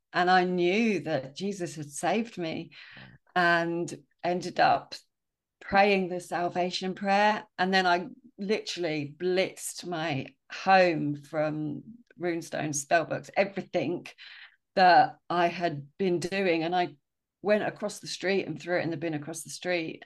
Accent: Sussex, South East England, United Kingdom; I grew up in Well, S-, Sussex, moved a few times.

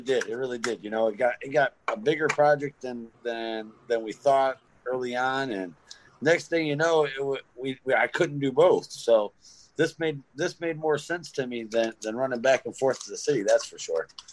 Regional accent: Detroit, Michigan, United States; now in Grayling, United States; I'm from Detroit area. Um, I now live in Grayling.

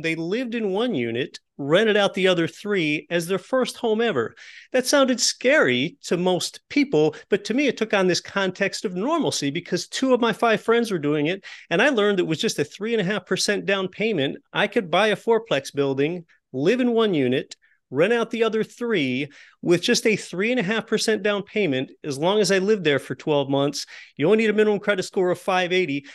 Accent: Appalachian Pennsylvania, United States; I was raised in Appalachian Pennsylvania in a lower middle class home

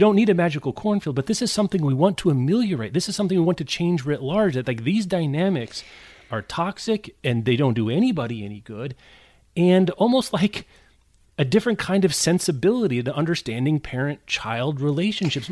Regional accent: Midwest, United States; we're from the Midwest

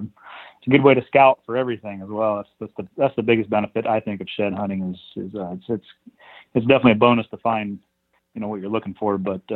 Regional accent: Montana, United States; No, I'm from here in Montana, the northwestern part of the state, or pretty close to the northwest part of the state, mountainous, the Rockies and that area

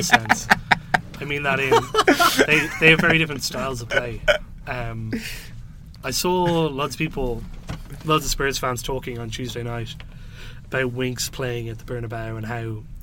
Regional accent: Ireland; I'm Irish

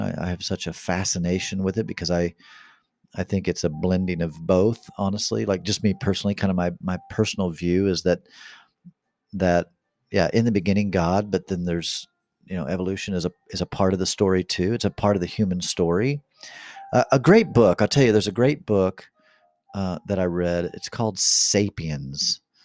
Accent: Kansas City, Missouri, United States; I was born here in America, in, in Kansas City

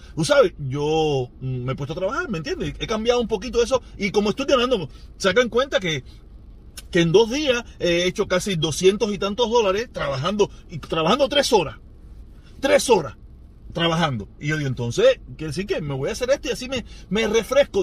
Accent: Cuba; país donde yo nací

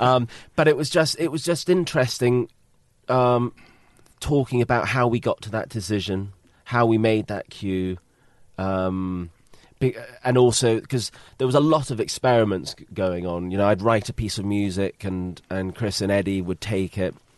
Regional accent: United Kingdom; being British

